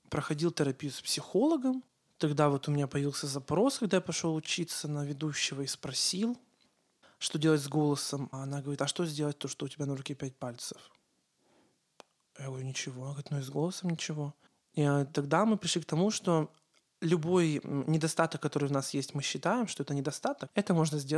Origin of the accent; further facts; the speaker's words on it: Ukraine; accent: Ukrainian; Э, у меня был украинский акцент.